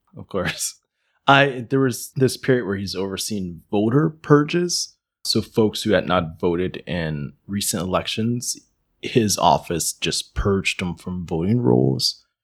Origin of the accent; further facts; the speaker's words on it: Pennsylvania, United States; My state, my home state